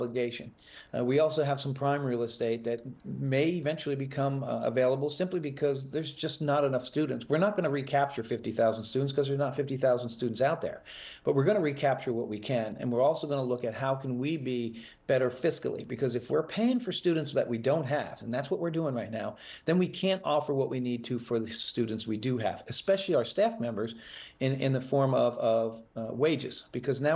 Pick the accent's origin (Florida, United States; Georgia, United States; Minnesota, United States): Florida, United States; Fort Lauderdale; also born or lived in Delray Beach; I'm moving back to Broward and Fort Lauderdale, my hometown, next week.